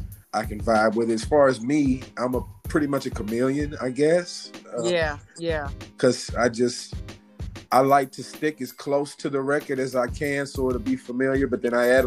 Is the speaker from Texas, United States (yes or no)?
no; East St. Louis, Illinois, United States; I'm from the east side.